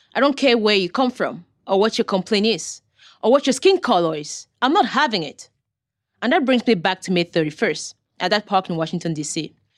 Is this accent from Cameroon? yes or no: yes; Cameroon; now in United States; I was born in Cameroon. a country in West Africa.